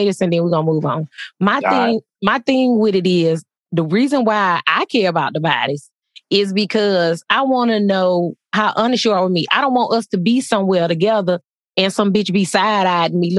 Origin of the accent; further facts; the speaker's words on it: Texas, United States; moved away; I'm from Texas